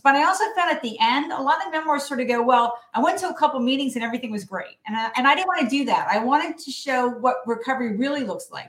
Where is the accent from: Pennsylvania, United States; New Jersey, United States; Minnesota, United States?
New Jersey, United States; When I graduated from my New Jersey high school in 1979